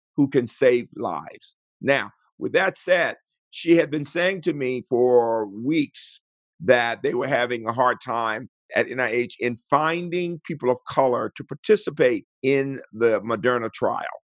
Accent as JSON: {"language": "English", "town": "Birmingham", "region": "Alabama", "country": "United States", "tie": "born or raised there", "moved": "yes", "lives_now": "Owings Mills, Maryland, United States", "said": "I grew up in Birmingham, Alabama, the son of educators"}